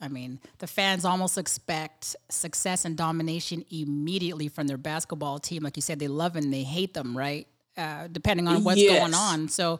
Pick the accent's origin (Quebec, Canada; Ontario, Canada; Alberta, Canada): Quebec, Canada; Montreal; moved away; my hometown in Montreal.